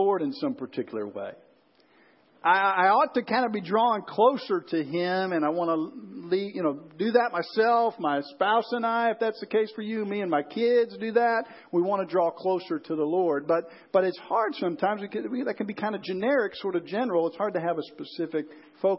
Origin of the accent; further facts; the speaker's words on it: Chicago, Illinois, United States; growing up in the Chicago area